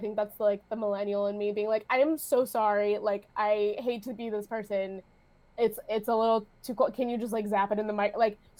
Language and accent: English; San Diego, California, United States; I'm from San Diego.